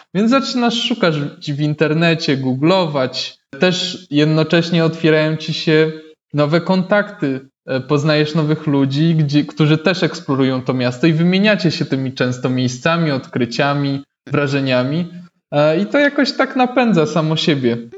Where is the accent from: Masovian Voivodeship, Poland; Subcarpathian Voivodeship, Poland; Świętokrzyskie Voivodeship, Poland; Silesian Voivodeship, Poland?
Masovian Voivodeship, Poland; Warsaw; jestem z Warszawy